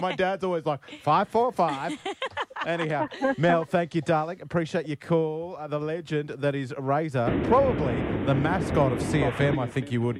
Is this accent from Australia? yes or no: yes; Brisbane, Queensland, Australia; I grew up in Brisbane